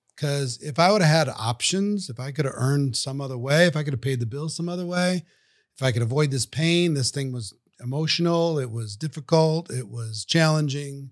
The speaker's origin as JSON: {"language": "English", "region": "Minnesota", "country": "United States", "tie": "born or raised there", "said": "I grew up in Minnesota, central part of the United States, cold country"}